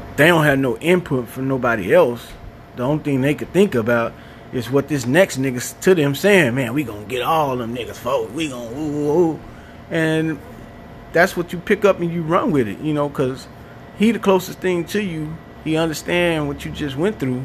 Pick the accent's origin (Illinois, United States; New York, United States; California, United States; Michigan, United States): Illinois, United States; Chicago; now in Madison, United States; I'm from Chicago. Now reside in Madison, Wisconsin. I'm uh, originally from West Side